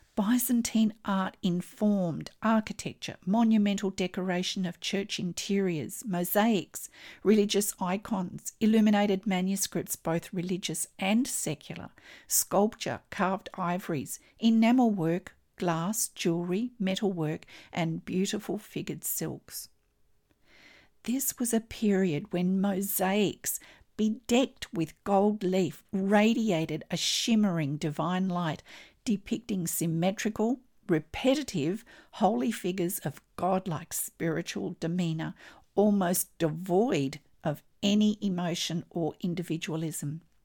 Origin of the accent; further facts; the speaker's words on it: Australia; I'm an Australian textile artist